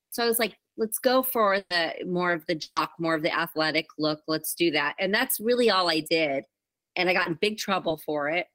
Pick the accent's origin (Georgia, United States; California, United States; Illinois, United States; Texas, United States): California, United States; Huntington Beach; also born or lived in Glendale, California / Los Angeles, California; they built a home in Huntington Beach, California, which is about 45 minutes south of LA. And um, I grew up between there and Los Angeles